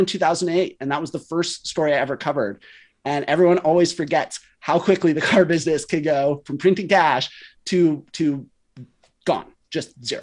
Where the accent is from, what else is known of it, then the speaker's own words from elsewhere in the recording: West Coast, United States; I grew up on the West Coast.